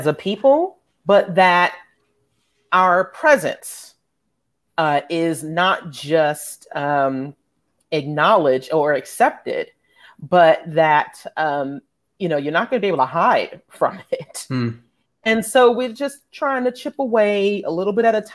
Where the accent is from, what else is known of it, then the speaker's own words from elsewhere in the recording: New York City, New York, United States; now in Atlanta, United States; having been born and raised in New York City